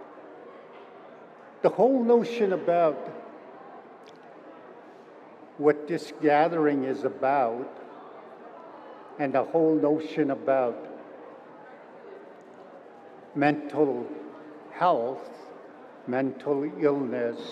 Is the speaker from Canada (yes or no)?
yes; Kainai, Alberta, Canada; I come from Kainau, sometimes known as the Blood Tribe